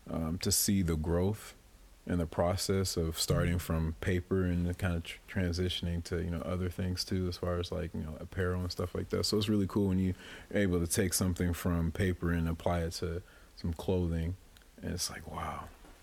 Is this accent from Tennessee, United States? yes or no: no; Louisville, Kentucky, United States; now in Quad Cities, United States; I'm originally from Louisville, Kentucky.